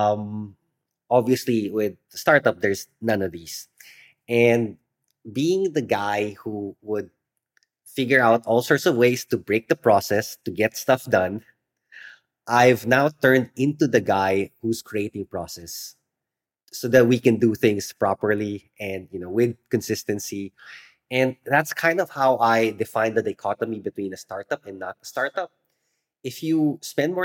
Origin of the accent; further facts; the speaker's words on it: Philippines; growing up in the Philippines